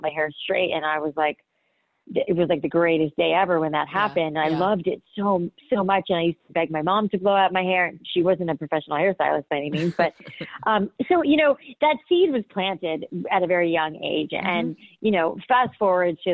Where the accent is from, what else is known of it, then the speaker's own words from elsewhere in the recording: Boca Raton, Florida, United States; I grew up in Boca Raton, Florida, and, you know, when I moved to Boca, I was in like middle school